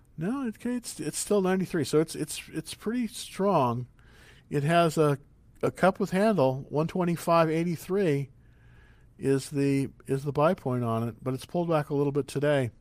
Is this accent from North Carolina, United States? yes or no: no; San Marcos, Texas, United States; my family is actually from Texas, believe it or not. We're from San Marcos, Texas, a little small town near Austin